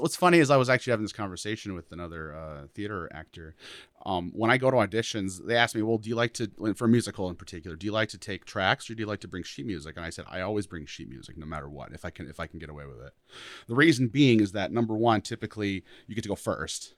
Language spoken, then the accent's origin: English; Rapid City, South Dakota, United States; moved away as an adult; I'm from Rapid City originally.